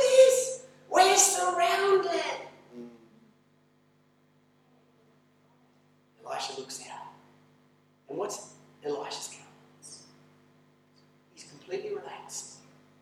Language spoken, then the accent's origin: English; Australia; moved away as an adult; now in Mongolia; when I was growing up in Australia